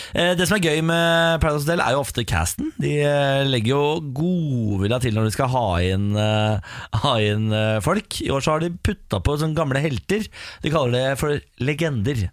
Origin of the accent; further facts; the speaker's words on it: Bergen, Vestland, Norway; Jeg er 20 år og jeg er fra Bergen.